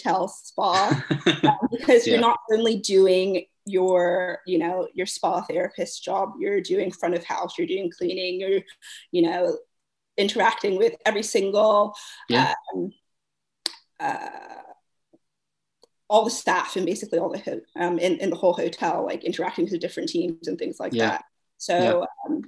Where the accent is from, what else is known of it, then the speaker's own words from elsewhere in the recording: Bermuda; moved away as an adult; now in London, United Kingdom; I'm from Bermuda, by the way. So I've been in London for about 9 years.